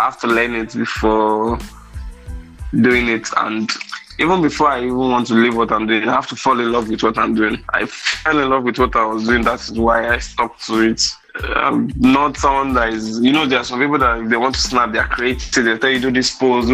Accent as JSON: {"language": "English", "region": "Lagos", "country": "Nigeria", "said": "I'm just coming from Lagos."}